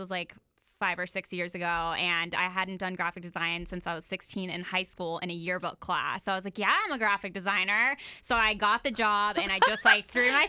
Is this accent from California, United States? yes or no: no; Oviedo, Florida, United States; now in Jacksonville, United States; I'm from Oviedo, and I went to Oviedo High School, and really small town